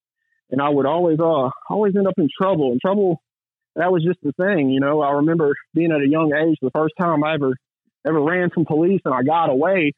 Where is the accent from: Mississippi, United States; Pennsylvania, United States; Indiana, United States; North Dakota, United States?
Mississippi, United States; Gulfport; I'm from Gulfport, Mississippi, and I grew up in a rough neighborhood called Magnolia Grove